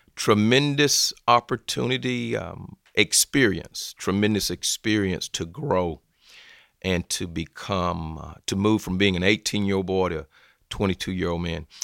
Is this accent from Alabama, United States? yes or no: yes; Phenix City, Alabama, United States; also born or lived in Columbus, Georgia; originally I'm from Columbus, Georgia, but finished high school in Phoenix City, Alabama, which is right across the river